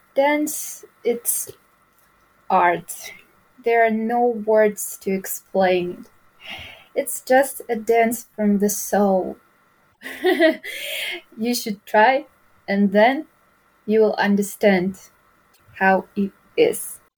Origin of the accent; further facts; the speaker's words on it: Ukraine; English is a second language; my choice was to stay here at my home. So it's my home, it's my bed, there's my family, there's my hometown, there's my home language. It's my country.